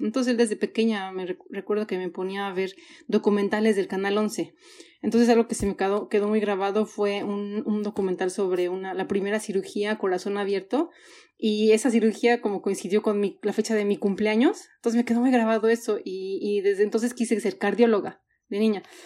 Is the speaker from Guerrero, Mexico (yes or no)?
no; Mexico City, Mexico; moved away as an adult; also born or lived in Hamburg, Germany / Vienna, Austria; now in Sweden; soy chilanga 100%, porque ahí crecí, ahí nací, ahí crecí